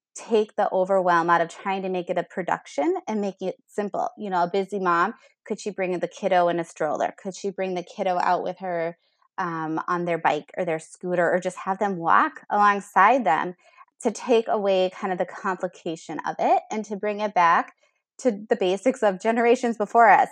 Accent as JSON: {"language": "English", "region": "Minnesota", "country": "United States", "tie": "born or raised there", "said": "I'm from Minnesota here, a homegrown girl."}